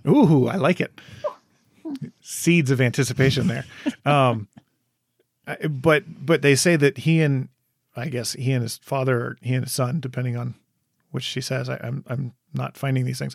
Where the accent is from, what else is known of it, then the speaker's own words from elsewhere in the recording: Michigan, United States; moved away; also born or lived in Wisconsin; I grew up in Michigan